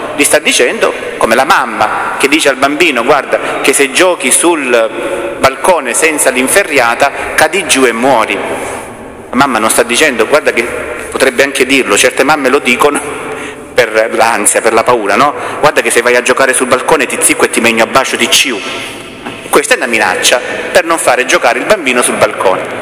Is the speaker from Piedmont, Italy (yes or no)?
no; Salento, Apulia, Italy; accent: Salentino dialect; Nel nostro dialetto meno salentino si dice